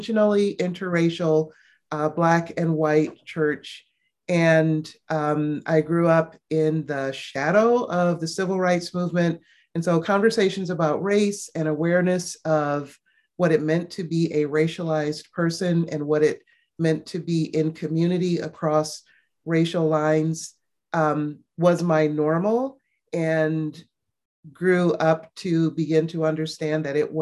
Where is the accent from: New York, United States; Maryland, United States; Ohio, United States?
Ohio, United States; Cleveland; moved away as an adult; now in Northern Indiana, United States; I am originally from Cleveland, Ohio, and live there at this point half of my life, and now live in Northern Indiana